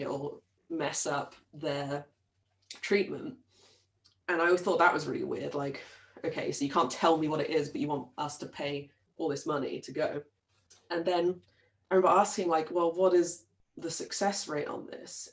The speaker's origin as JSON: {"language": "English", "town": "Brighton", "region": "South East England", "country": "United Kingdom", "tie": "born or raised there", "said": "I grew up in Brighton in the in England"}